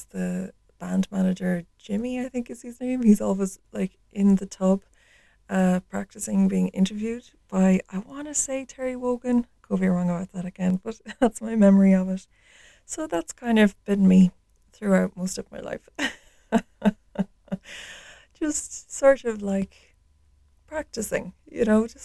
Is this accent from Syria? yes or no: no; Ireland; So I grew up in Ireland. I live in the west of Ireland